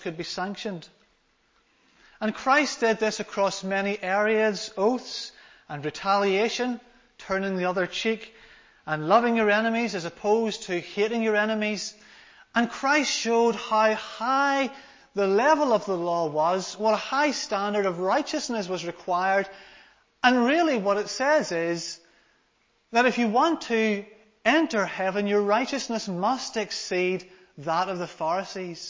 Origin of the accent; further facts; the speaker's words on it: Larne, Northern Ireland, United Kingdom; I come from Larne in Northern Ireland, so I've come quite a wee distance today.